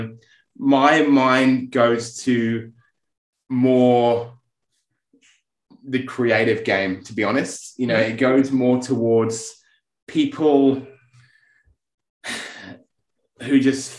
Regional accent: England, United Kingdom; I'm English

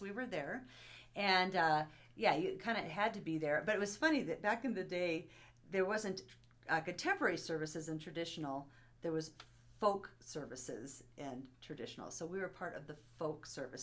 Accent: Bozeman, Montana, United States; also born or lived in Kabul, Afghanistan; most of my life um, that I recall actually was spent in Bozeman, Montana.

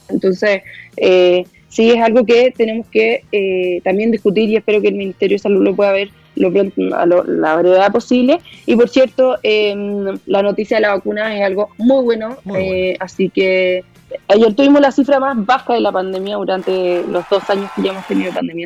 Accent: Chile; como chilenos y chilenas

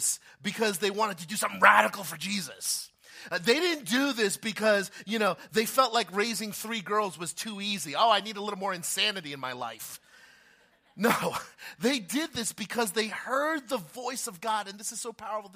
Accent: New Jersey, United States; I've been born and raised in Jersey all my life

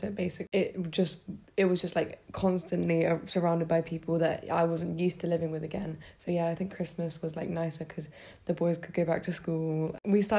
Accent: United Kingdom; moved away as an adult; I'm from the UK. I'm British.

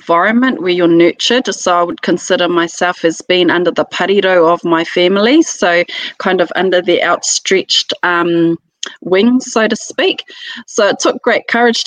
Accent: Auckland, New Zealand; also born or lived in Ōrākei, Auckland; I am from Ōrākei in Auckland

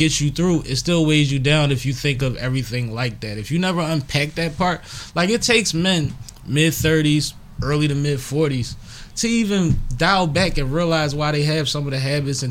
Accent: Philadelphia, Pennsylvania, United States; I'm from uptown.

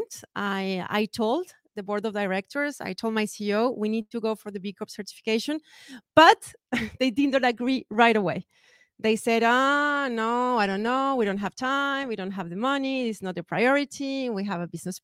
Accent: Colombia; now in France; Colombia, which is my home country

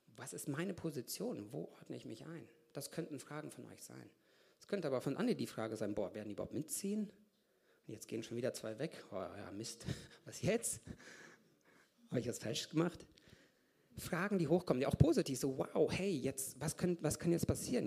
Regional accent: Lichtenau, North Rhine-Westphalia, Germany; moved away as an adult; also born or lived in Kazakhstan / Hamm / Brazil; now in Augsburg, Germany; Bin in Kasachstan geboren. Mit vier Jahren sind wir nach Deutschland gezogen, nach Hamm. Von Hamm nach drei Jahren nach Paderborn, Lichtenau, das, wer das weiß, Ostwestfalen.

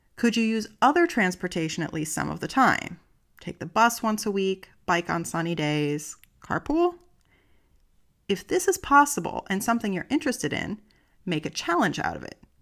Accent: United States; now in Germany; I'm an American and I live in Germany

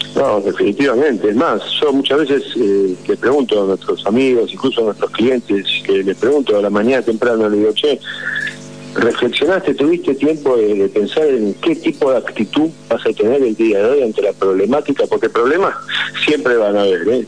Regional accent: Argentina; somos argentinos

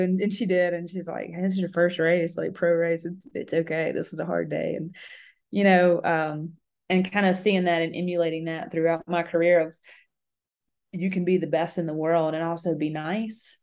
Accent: Mississippi, United States; I grew up in Mississippi

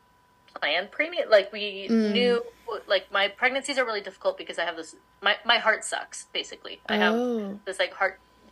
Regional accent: Palm Springs, California, United States; I claim Palm Springs area, California, like as my home, because we moved there right before middle school

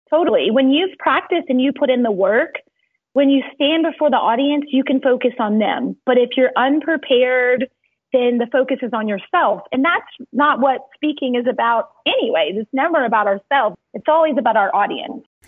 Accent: Cajun, Louisiana, United States; moved away as an adult; also born or lived in Baton Rouge, Louisiana; now in Dallas, United States; I'm Cajun

